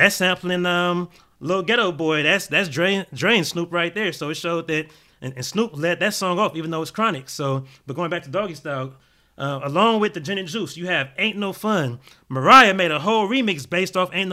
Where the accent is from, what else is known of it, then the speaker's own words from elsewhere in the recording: Gardena, California, United States; moved away; also born or lived in Tallahassee, Florida (FAMU); I grew up in Gardena. I was Crenshaw and Rosecrans